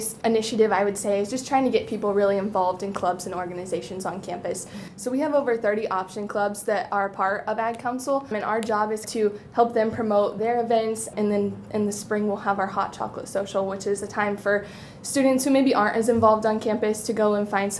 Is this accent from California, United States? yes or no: no; Bluffton, Indiana, United States; I'm from Bluffton, Indiana, so just south of Fort Wayne, and our family's farm has been in the family for six generations